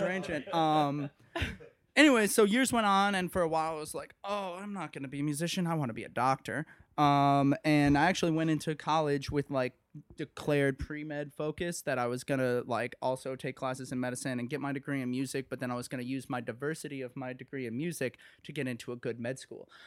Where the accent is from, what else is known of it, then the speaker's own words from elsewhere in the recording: Okemos, Michigan, United States; moved away as an adult; now in Evanston, United States; I was born in Okemos, Michigan, which is right outside of East Lansing, Michigan